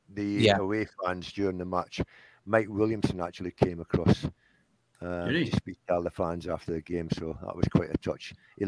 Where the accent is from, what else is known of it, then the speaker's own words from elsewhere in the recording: Scotland, United Kingdom; now in Gateshead, United Kingdom; I've been here 46 years now, so I'm a nationalised Geordie, I'm not a Scotsman. I don't follow Scotland.